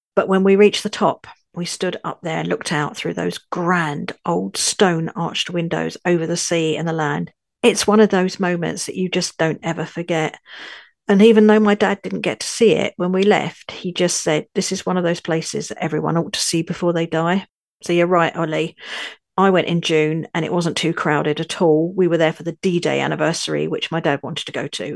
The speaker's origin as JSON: {"language": "English", "region": "London", "country": "United Kingdom", "also_born_or_lived": "northern France", "moved": "yes", "lives_now": "France", "said": "I'm a Londoner now living in northern France."}